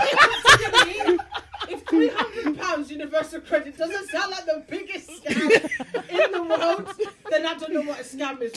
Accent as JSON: {"language": "English", "town": "Birmingham", "region": "West Midlands", "country": "United Kingdom", "also_born_or_lived": "Zimbabwe", "moved": "as an adult", "lives_now": "London, United Kingdom", "said": "I'm from Brom originally."}